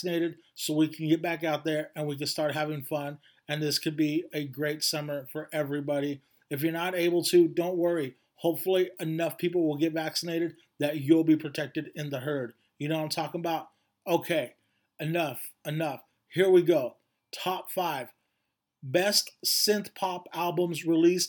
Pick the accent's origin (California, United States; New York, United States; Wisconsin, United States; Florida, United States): California, United States; Bakersfield; Sarah and Alicia and I all grew up in Bakersfield, California